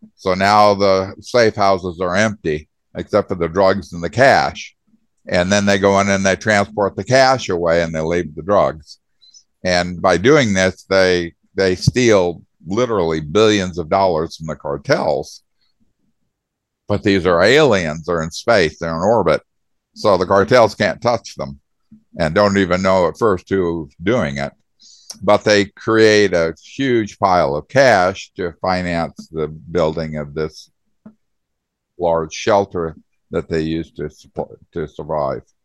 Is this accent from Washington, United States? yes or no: no; Arizona, United States; also born or lived in Indiana / Michigan; I was born in Indiana and moved to Arizona when I was 10 years old and basically grew up in Arizona